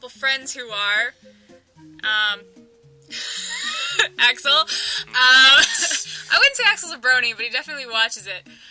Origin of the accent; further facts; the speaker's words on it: Canada; I'm Canadian